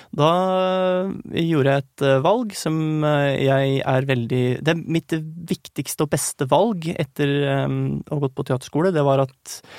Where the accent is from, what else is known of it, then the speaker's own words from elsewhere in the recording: Krokstadelva, Buskerud, Norway; Jeg kommer fra det lille stedet Krokstadelva, som ikke ligger så langt fra Drammen